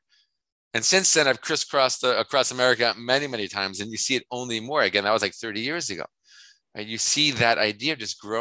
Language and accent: English; New York, United States; I'm from New York